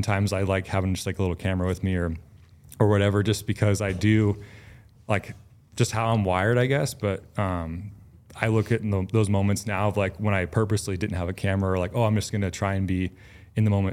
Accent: Oregon, United States; I grew up in Oregon

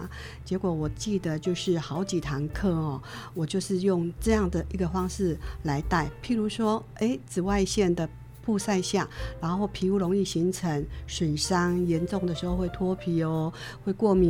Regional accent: Taiwan; 因为我从小就是在客家庄长大的。爸爸妈妈、外婆、伯父母，所有隔壁邻居，整个村庄都是客家人啊，纯纯正正的客家人，一直都是待在客家庄

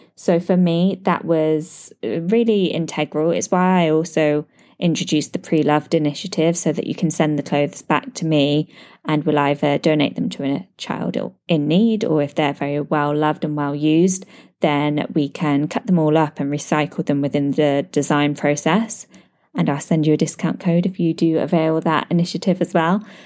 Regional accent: United Kingdom; now in Dubai, United Arab Emirates

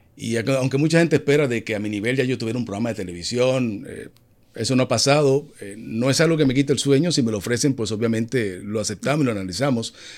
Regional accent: Dominican Republic; Vive en mi país, República Dominicana.

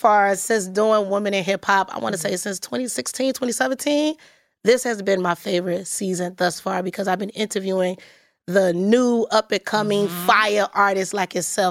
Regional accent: Detroit, Michigan, United States; moved away as an adult; now in New York, United States; I'm from Detroit, but I got moved here when I was like 19.

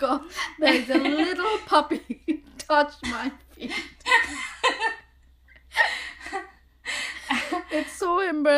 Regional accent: Bangladesh; now in Canada; a lot of my friends had similar fear, like who we grew up in Bangladesh

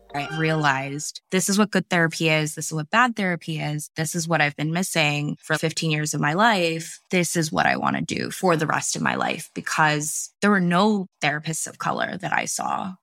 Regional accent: California, United States; I am based in California. Um, I grew up here for the most part, and I've lived kind of all over the United States

